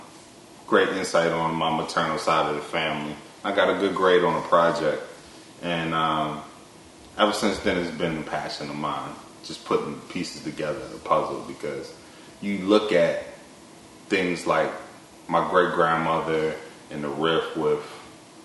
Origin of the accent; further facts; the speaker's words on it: Baltimore, Maryland, United States; in the 7th grade, where I grew up in Baltimore, the block I grew up